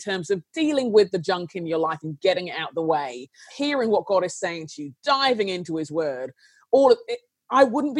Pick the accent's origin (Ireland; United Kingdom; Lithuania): United Kingdom; London; I grew up in London in a very tense time